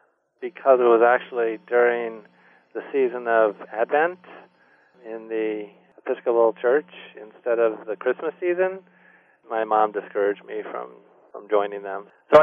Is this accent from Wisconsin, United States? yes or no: yes; Wisconsin, United States; born there; also born or lived in California / Maryland / Germany / Delaware; Even though I was born in Wisconsin, we were moving almost every year. I lived in California and Maryland and Germany for 3 years, and then finally back in the States in Delaware.